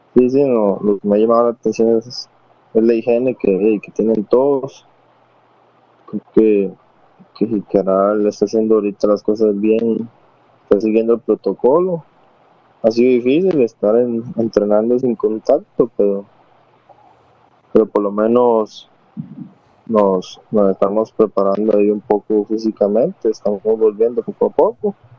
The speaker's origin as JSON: {"language": "Spanish", "region": "Puntarenas", "country": "Costa Rica", "said": "yo soy de, de Punta dicho"}